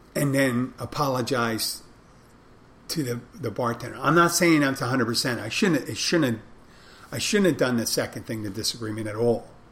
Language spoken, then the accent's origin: English; Philadelphia, Pennsylvania, United States; I'm from there